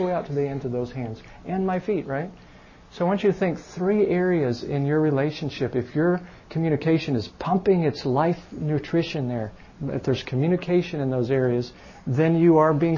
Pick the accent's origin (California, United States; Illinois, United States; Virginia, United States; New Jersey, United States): Illinois, United States; Chicago; moved away; I'm from Chicago